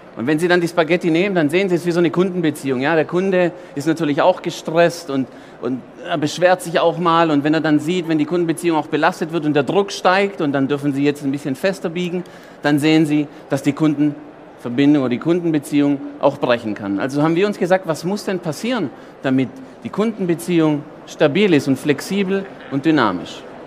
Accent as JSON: {"language": "German", "country": "Germany", "tie": "born or raised there", "said": "Italiener in Deutschland geboren"}